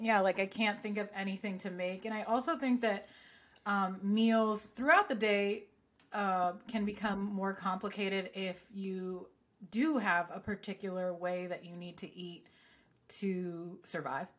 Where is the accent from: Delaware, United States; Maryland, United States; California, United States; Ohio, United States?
California, United States; Southern; growing up in Southern California